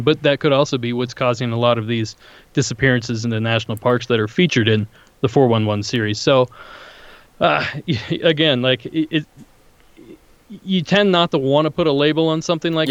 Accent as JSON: {"language": "English", "area": "near Salt Fork State Park", "region": "Ohio", "country": "United States", "tie": "born or raised there", "moved": "yes", "lives_now": "Southern California, United States", "said": "I grew up near Salt Fork State Park in Ohio"}